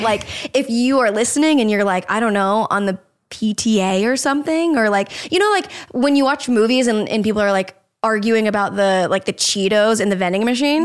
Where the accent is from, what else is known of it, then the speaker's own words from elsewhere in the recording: Jacksonville, Florida, United States; moved away; I grew up in Jacksonville.